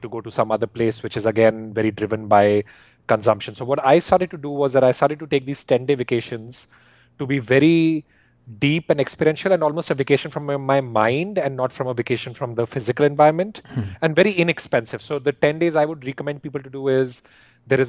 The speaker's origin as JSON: {"language": "English", "country": "India", "tie": "born or raised there", "moved": "yes", "said": "when I grew up in India"}